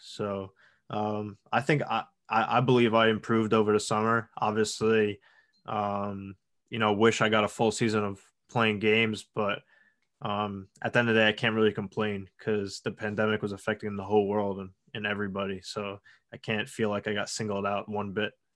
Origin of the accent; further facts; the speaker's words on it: Long Island, New York, United States; I'm from Long Island, New York. uh, about twenty miles outside of New York City